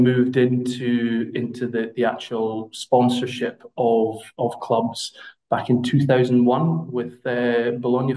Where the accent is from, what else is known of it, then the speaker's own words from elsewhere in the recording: Scotland, United Kingdom; accent: Scottish; My Scottish accent